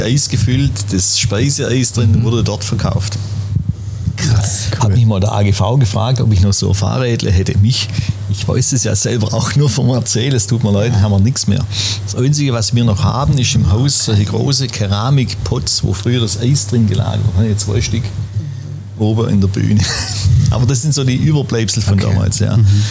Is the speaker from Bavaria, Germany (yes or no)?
no; Schwäbisch Gmünd, Baden-Württemberg, Germany; in der Wohnung bin ich aufgewachsen und hier auf dem Platz groß geworden